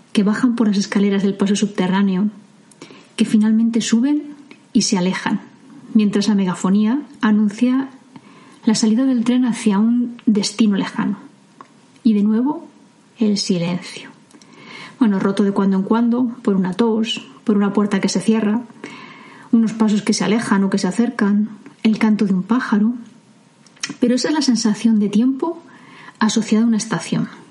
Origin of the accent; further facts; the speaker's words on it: Medina del Campo, Castile and León, Spain; hasta los tres años yo vivía muy cerca de un paso a nivel, cercano a la estación de trenes de mi pueblo, de Medina del Campo